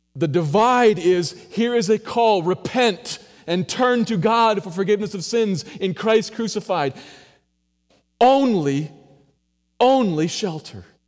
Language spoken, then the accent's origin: English; United States; I'm an American